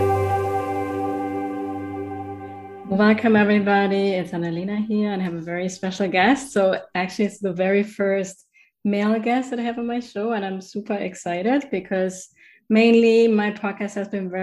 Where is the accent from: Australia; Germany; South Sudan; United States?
Germany; accent: German; English is a second language; my German accent